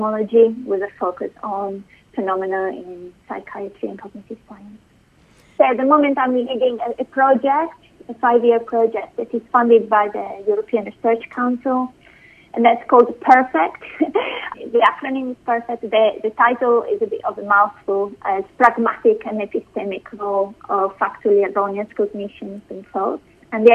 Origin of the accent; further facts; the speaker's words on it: Bologna, Emilia-Romagna, Italy; moved away as an adult; also born or lived in London / Oxford; I was born in Italy, in Bologna, and I first did my first degree in philosophy there